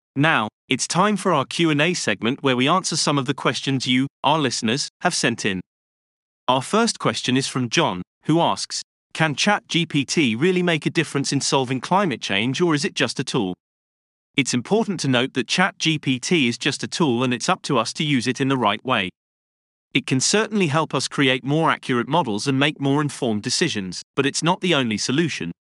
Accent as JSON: {"language": "English", "region": "London", "country": "United Kingdom", "tie": "born or raised there", "said": "Growing up in London"}